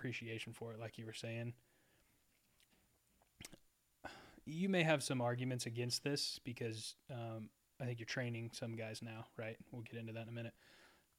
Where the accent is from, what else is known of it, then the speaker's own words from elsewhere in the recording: Texas, United States; growing up in Texas in the South